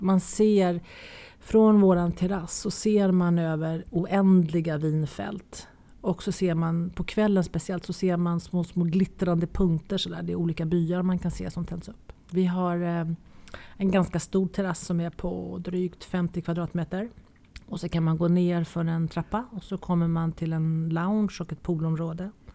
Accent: Nacka, Stockholm County, Sweden; moved away as an adult; now in France; Jag är ju gammal Nackabo. Jag är ju född och uppväxt i Nacka

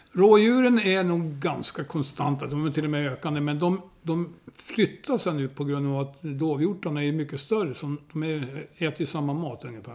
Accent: Hälsingland, Gävleborg County, Sweden; moved away as an adult; also born or lived in Sundsvall; now in Tyresö, Sweden; jag var uppvuxen vid Ljusnan

